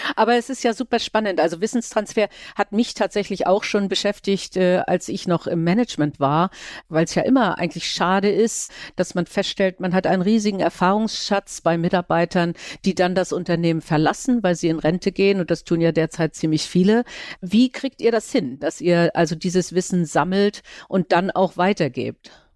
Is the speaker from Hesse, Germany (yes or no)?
no; Kiel, Schleswig-Holstein, Germany; Ich komme ja nun aus Kiel, äh, ist ja auch ziemlich klein